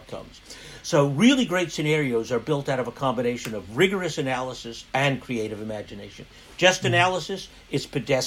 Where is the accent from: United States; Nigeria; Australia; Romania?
United States; I'm American